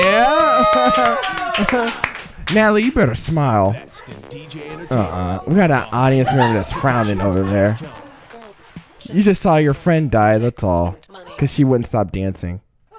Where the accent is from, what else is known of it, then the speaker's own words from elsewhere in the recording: Nashville, Tennessee, United States; now in Chicago, United States; I'm from Nashville, which is like the home of country music